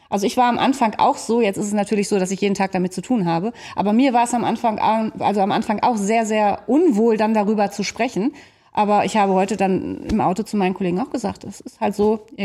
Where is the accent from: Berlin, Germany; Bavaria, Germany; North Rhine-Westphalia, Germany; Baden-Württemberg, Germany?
North Rhine-Westphalia, Germany; Bestes Beispiel heute, ich habe dir gerade gesagt, wir kommen aus dem Sauerland.